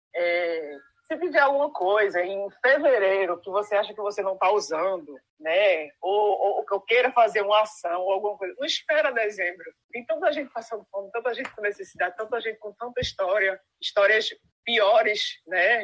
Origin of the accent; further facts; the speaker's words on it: Pernambuco, Brazil; now in Rio Grande do Norte, Brazil; Eu sou pernambucana, mas eu moro no Rio Grande do Norte